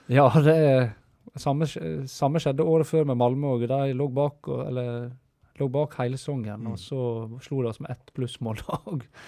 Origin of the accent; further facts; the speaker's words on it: Stryn, Vestland, Norway; jeg kommer jo fra Stryn